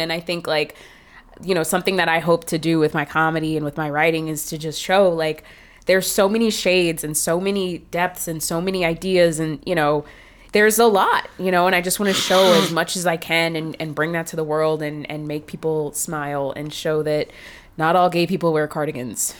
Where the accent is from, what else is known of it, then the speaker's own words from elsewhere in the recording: Marietta, Georgia, United States; I grew up seeing that in Atlanta